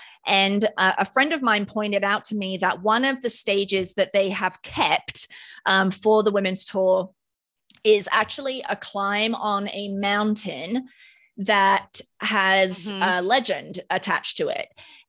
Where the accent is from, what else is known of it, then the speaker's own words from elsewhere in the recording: United Kingdom; accent: British; Well, maybe I did the nah in my British accent.